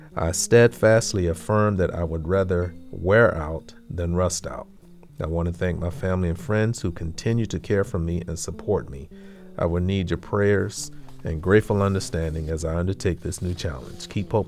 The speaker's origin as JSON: {"language": "English", "town": "Greenville", "region": "South Carolina", "country": "United States", "tie": "born or raised there", "said": "arrested, along with seven other college students, for advocating for the right to use a public library in my hometown of Greenville, South Carolina."}